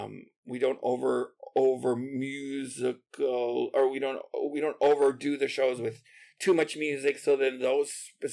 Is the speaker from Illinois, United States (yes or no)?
yes; Aurora, Illinois, United States; also born or lived in Puerto Rico; I was born in Aurora and lived there till I was 8. And then we moved to Puerto Rico and lived there for 5 years.